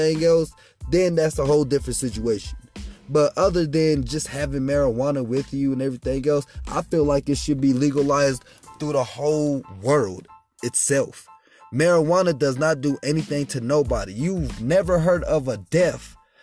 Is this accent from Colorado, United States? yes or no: yes; Colorado Springs, Colorado, United States; I am from Colorado Springs, 719